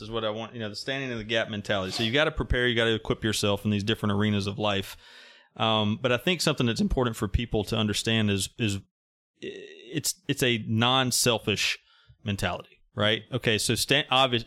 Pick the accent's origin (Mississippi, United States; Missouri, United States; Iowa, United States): Mississippi, United States; I'm from Mississippi